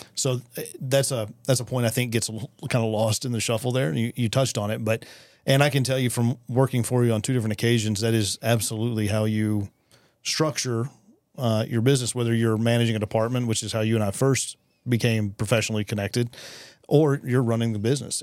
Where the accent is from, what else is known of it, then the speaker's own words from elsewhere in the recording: West Texas, United States; I was born and raised here also